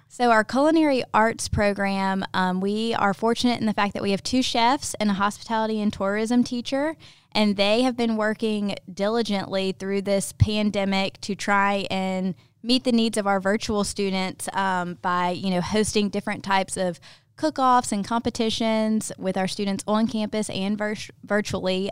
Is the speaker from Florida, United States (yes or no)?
no; Ocean Springs, Mississippi, United States; moved away as an adult; now in Mobile, United States; I am originally from Ocean Springs, Mississippi, moved to Mobile about seven years ago with my husband, David